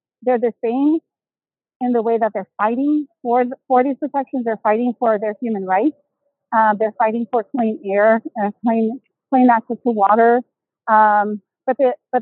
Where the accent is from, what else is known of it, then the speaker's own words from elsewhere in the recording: Houston, Texas, United States; moved away; I'm originally from Houston, Texas